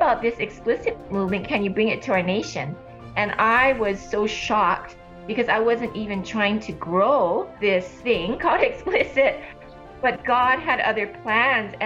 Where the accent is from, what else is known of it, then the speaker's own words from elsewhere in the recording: Honolulu, Hawaii, United States; moved away as an adult; also born or lived in California; I was born and raised in Honolulu, Hawaii